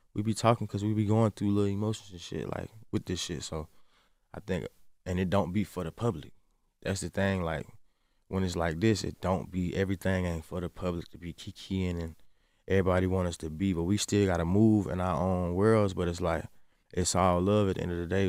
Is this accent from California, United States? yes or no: no; Atlanta, Georgia, United States; I'm from the South